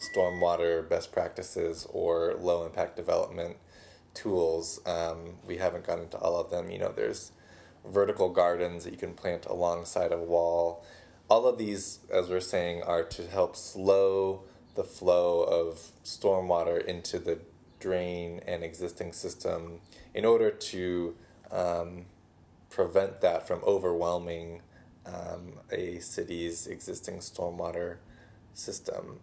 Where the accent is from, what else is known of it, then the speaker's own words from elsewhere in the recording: Pasadena, California, United States; my hometown uh, Pasadena